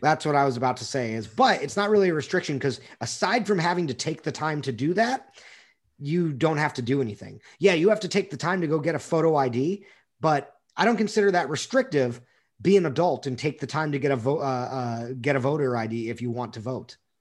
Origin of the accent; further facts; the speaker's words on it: Texas, United States; as a Texan